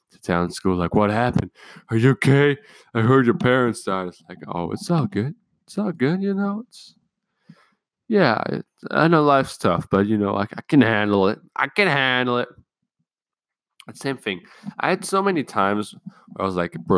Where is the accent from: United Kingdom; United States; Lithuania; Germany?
Germany; I'm from Germany